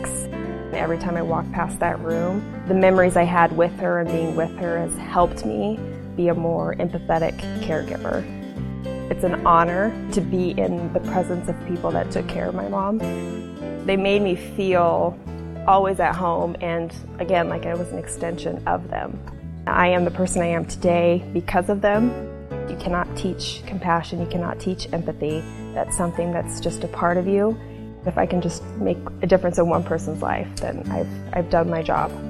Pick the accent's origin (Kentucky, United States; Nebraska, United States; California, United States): Nebraska, United States; Hastings; I was born and raised here in Hastings, Nebraska.